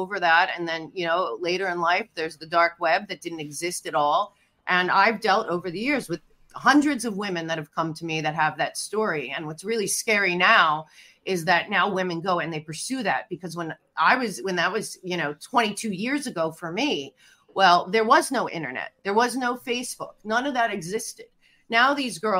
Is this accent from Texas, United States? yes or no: no; Philadelphia, Pennsylvania, United States; moved away as an adult; also born or lived in New York City / Hollywood; I'm from Philadelphia, but I went to NYU